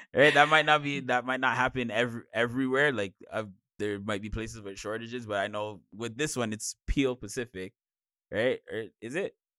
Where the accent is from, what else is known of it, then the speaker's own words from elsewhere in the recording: Jamaica; I'm Jamaican.